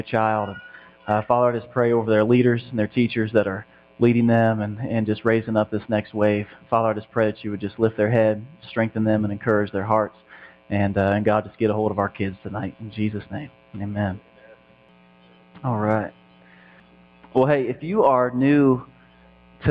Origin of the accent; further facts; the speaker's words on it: Indiana, United States; I'm from Indiana